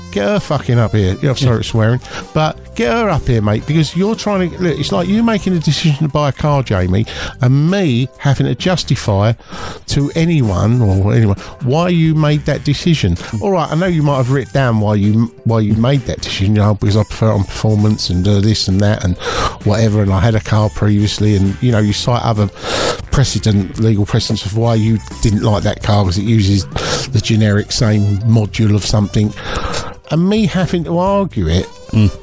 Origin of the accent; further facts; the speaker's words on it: Ireland; I'm Irish